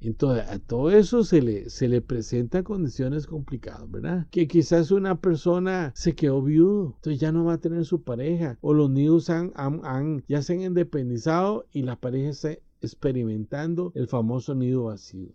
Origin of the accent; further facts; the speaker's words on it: Costa Rica; En mi país, Costa Rica